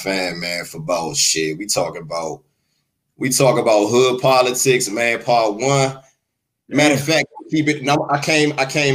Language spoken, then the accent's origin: English; Washington, District of Columbia, United States; I'm from Washington, D.C.